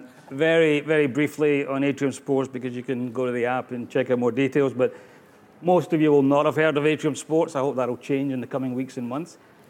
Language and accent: English; Australia; accent: Scottish; despite the Italian name and the Scottish accent, I'm actually Australian. So I live in Sydney